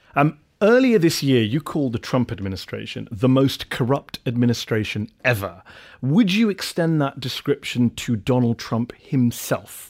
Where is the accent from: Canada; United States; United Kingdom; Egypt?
United Kingdom; England; I was born and brought up in England, but I'm also of Indian heritage